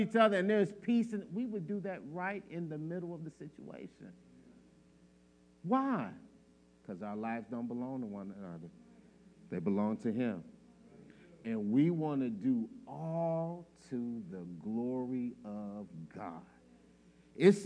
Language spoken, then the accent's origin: English; Chicago, Illinois, United States; I'm from Chicago